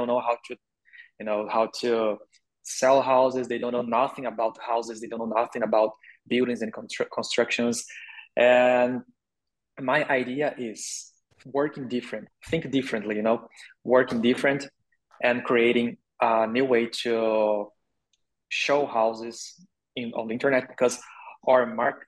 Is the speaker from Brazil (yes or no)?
yes; Brazil; English is a second language; also born or lived in Canada; I am from Brazil and the Portuguese is our official language here